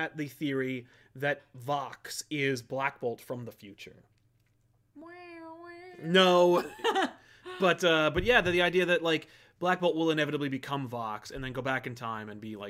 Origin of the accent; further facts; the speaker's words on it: Florida, United States; Also, I'm from South Florida.